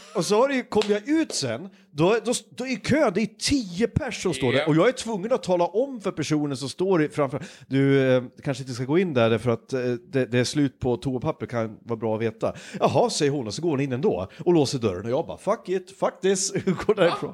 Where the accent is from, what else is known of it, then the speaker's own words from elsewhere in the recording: Hudiksvall, Gävleborg County, Sweden; now in West coast, Sweden; min hemstad, Hudiksvall